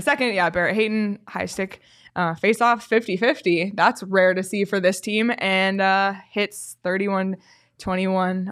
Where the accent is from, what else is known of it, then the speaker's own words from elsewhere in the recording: Canada; a Canadian